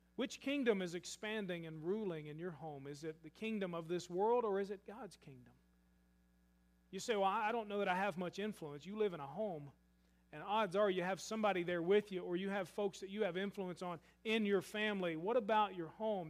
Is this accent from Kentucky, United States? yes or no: yes; Murray, Kentucky, United States; I grew up in Murray, Kentucky